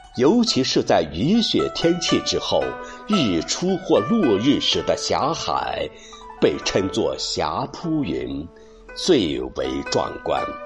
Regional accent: She County, Anhui, China; 我是来自安徽歙县的主播

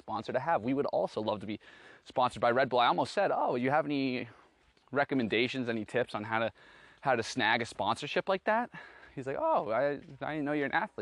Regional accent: Boston, Massachusetts, United States; I was from Boston

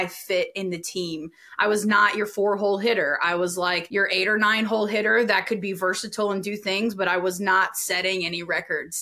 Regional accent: Louisiana, United States; I'm from Louisiana

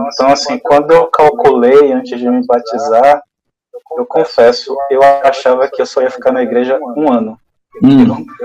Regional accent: interior of Bahia, Brazil; moved away as an adult; now in Salvador, Brazil; Sou do interior da Bahia, mas moro em Salvador. Já há 22 anos também, vim para cá estudar

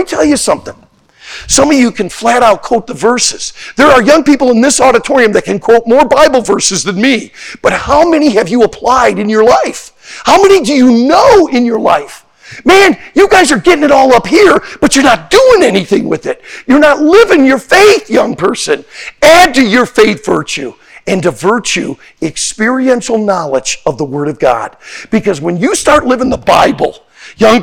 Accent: Pensacola, Florida, United States; moved away; also born or lived in Santa Maria, California; I'm from Pensacola, Florida, too. And I went through Hurricane Ivan

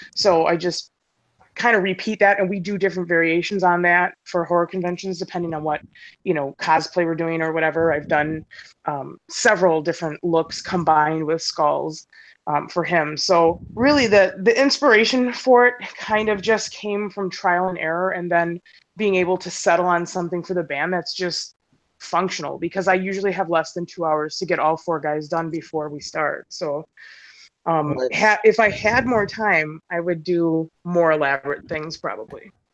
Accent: Milwaukee, Wisconsin, United States; from Milwaukee, Wisconsin.

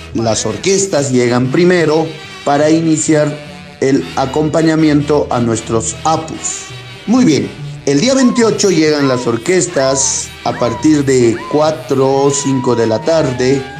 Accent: Carhuamayo, Junín, Peru; nuestro distrito de Carhuamayo

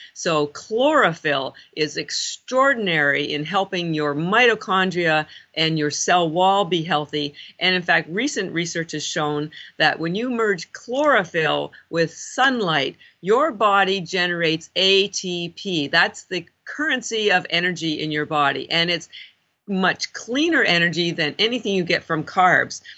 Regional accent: Canada; moved away as an adult; now in Boston, United States; I'm actually Canadian

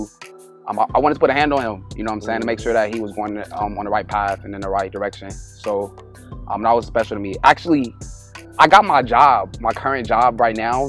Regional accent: Los Angeles, California, United States; also born or lived in Northridge, Los Angeles; I'm from LA. I actually was born in Northridge. And then I moved to LA like as a little kid. Grew up in Watts

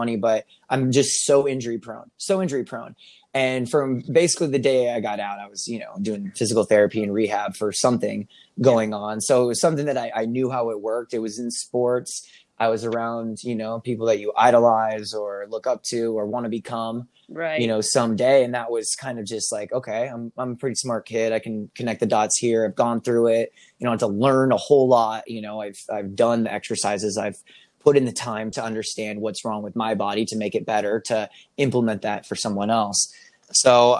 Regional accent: Lincoln, Nebraska, United States; moved away as an adult; also born or lived in Oklahoma; I am originally from Lincoln, Nebraska. I was born and raised there

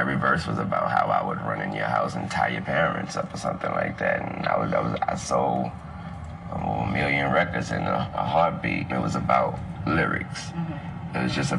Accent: the South, United States; I'm from the South.

